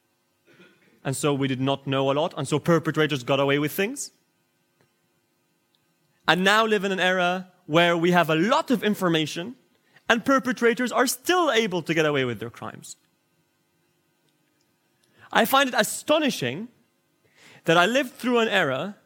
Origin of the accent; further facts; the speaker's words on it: United Kingdom; me as a British lawyer